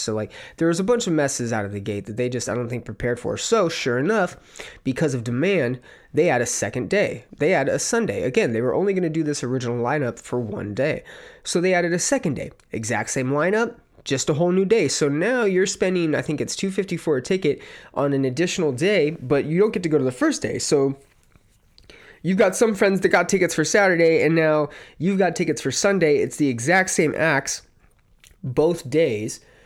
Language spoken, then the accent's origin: English; California, United States; I am from California